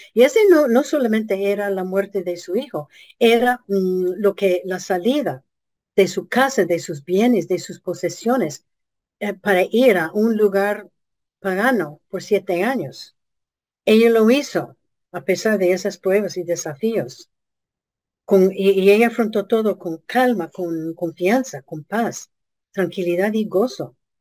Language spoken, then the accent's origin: Spanish; United States; nuestro país